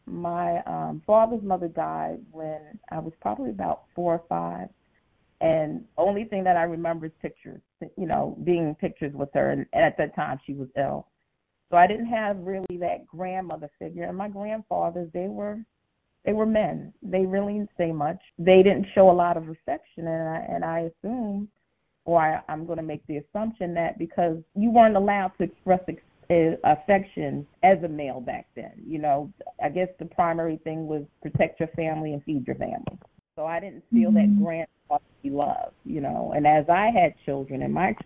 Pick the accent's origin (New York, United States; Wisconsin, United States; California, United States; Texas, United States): New York, United States; New York City; I was born and raised in Brooklyn.